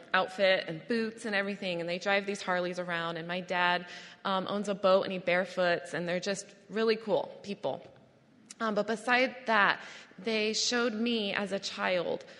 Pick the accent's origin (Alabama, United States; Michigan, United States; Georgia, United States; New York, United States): New York, United States; Adirondack Park, upstate; I grew up in the Adirondack Park, which is in upstate New York